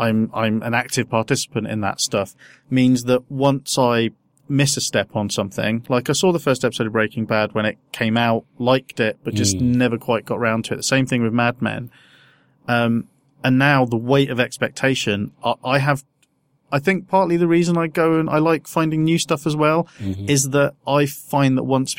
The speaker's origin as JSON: {"language": "English", "town": "Peterborough", "region": "East of England", "country": "United Kingdom", "tie": "born or raised there", "also_born_or_lived": "Southampton", "moved": "yes", "said": "because I grew up in Peterborough."}